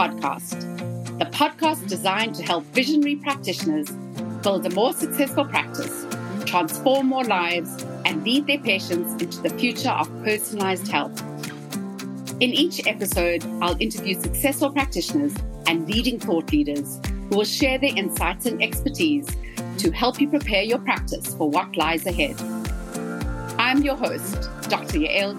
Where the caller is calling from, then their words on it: South Africa; I'm calling in from South Africa today